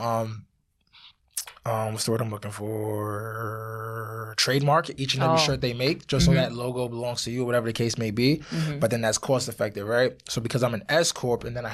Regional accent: New York City, New York, United States; from Harlem, East Harlem to be exact.

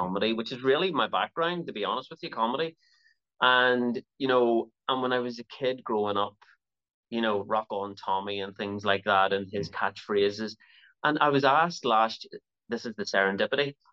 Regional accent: Belfast, Northern Ireland, United Kingdom; also born or lived in Toronto, Canada; my time there was was very, very short and I've been in Belfast ever since

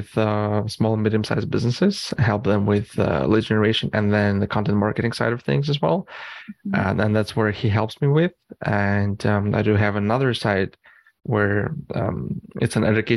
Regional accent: Canada; also born or lived in Eastern Europe / Arizona; moved to Canada

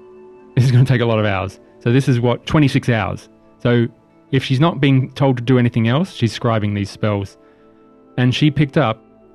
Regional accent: Australia; We're Australian.

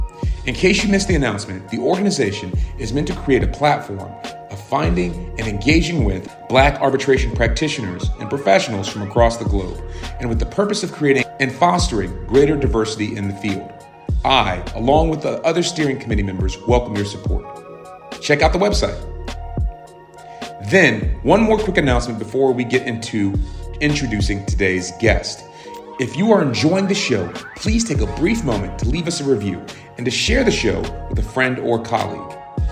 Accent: Columbia, South Carolina, United States; when you and I ran into each other in my hometown of Columbia, South Carolina

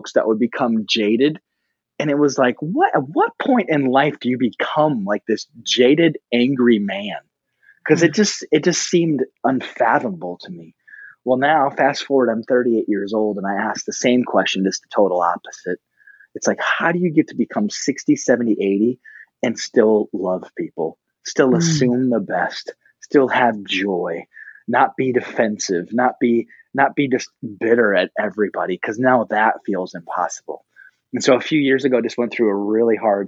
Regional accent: South Dakota, United States; I'm from South Dakota. There's only a couple of us here. We have lots of open space right now. We've been socially distanced actually since the beginning of time out here. Yeah. So we're born and raised in South Dakota

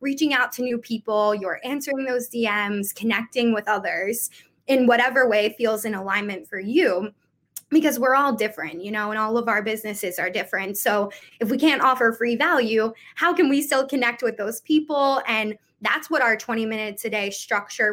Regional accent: Philadelphia, Pennsylvania, United States; I'm from Philadelphia

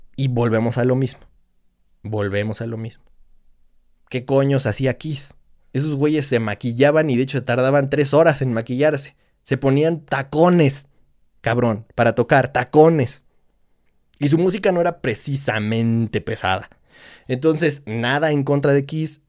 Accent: Mexico; somos como somos los mexicanos

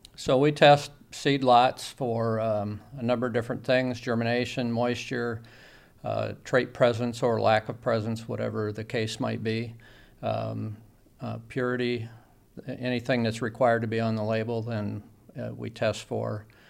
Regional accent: Bureau County, Illinois, United States; I grew up in Biro County

